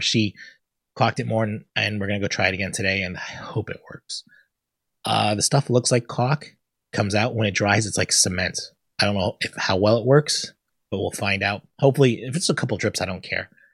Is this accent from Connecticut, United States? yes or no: yes; Connecticut, United States; I'm from Connecticut, not from the South